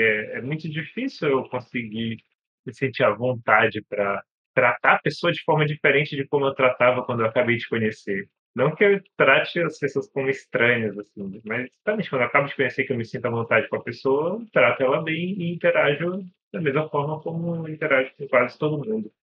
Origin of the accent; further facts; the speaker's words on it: Pará, Brazil; tenho 31 anos, sou do Pará